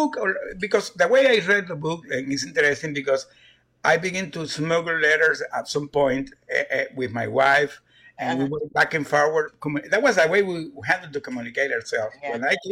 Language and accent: English; Houston, Texas, United States; One of them is from Louisiana, and the other five we are from Houston.